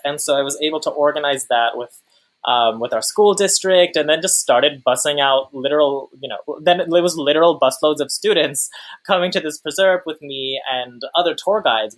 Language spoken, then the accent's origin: English; Long Island, New York, United States; I'm the child of immigrants from Pakistan. I'm from Long Island